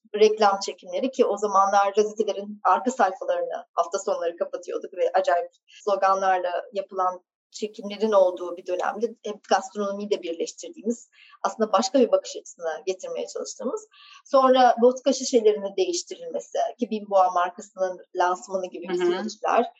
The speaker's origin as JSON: {"language": "Turkish", "region": "Ankara", "country": "Turkey", "tie": "born or raised there", "also_born_or_lived": "England / Istanbul", "moved": "as an adult", "said": "Doğma büyüme Ankaralıyım."}